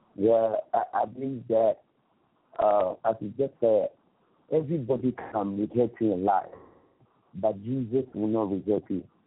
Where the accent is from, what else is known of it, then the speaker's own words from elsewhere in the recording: Ghana; I'm from Ghana, West Africa